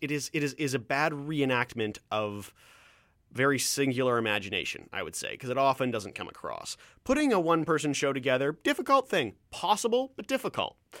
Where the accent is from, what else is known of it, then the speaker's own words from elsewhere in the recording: Ontario, Canada; accent: Canadian; moved away; I'm from Ontario